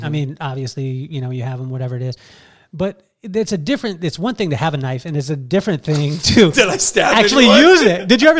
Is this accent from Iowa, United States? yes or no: no; Central Coast, California, United States; we grew up in the Central Coast around the same time.